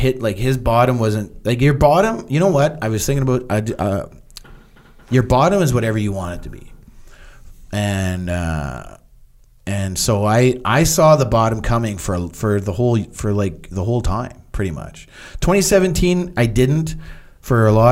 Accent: Canada; I'm Canadian

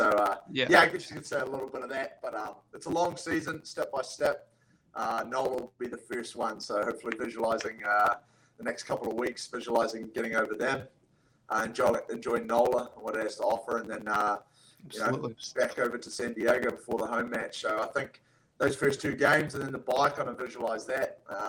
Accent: Vancouver, British Columbia, Canada; born there; since I was born in Vancouver.

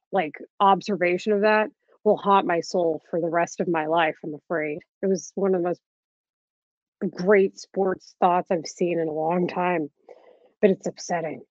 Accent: Dallas, Texas, United States; now in Chicago, United States; I'm from Dallas and I never thought I would end up here

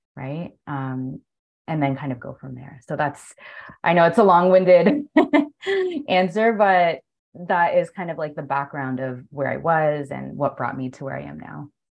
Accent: Toronto, Ontario, Canada; moved away as an adult; now in Spain; I'm from Toronto and it's like freezing cold

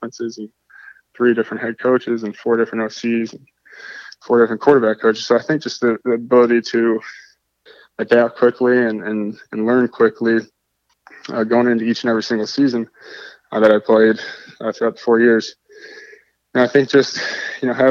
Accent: Toledo, Ohio, United States; I'm originally from Toledo, Ohio

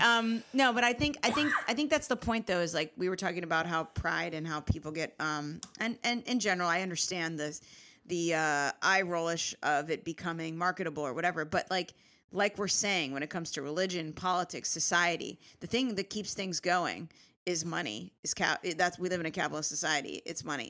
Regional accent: Richmond, Virginia, United States; now in New York, United States; growing up in Richmond, Virginia

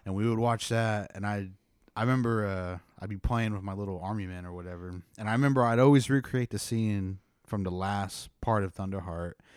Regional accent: Pawnee, Oklahoma, United States; I grew up in Pawnee

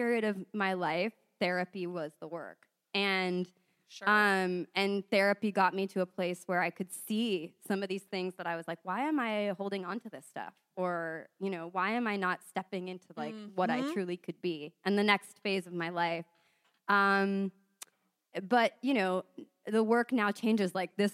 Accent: San Diego, California, United States; I'm from San Diego.

